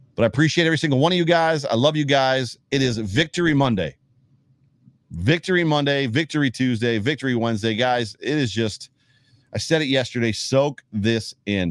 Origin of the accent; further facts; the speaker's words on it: Buffalo, New York, United States; moved away; also born or lived in Ohio; Even though we were moving back home, that's part of the reason we moved back to Buffalo was to be near family